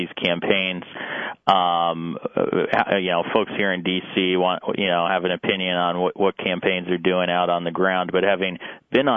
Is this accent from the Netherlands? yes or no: no; Arizona, United States; I'm from Arizona.